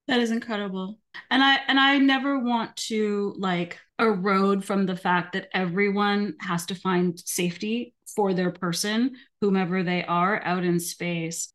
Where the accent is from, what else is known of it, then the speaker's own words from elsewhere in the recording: Alberta, Canada; I'm from Alberta.